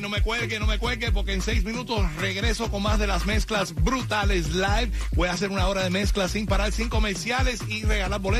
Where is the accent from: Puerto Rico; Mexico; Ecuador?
Ecuador